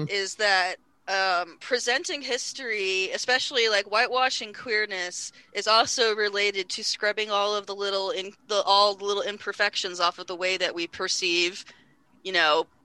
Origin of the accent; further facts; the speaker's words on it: Bay Area, California, United States; I grew up in the Bay Area